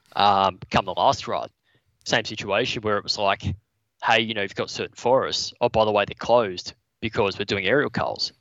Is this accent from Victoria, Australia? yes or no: no; Newcastle, New South Wales, Australia; also born or lived in Brisbane; based in Newcastle. Yep. Um, spent most of my life living around here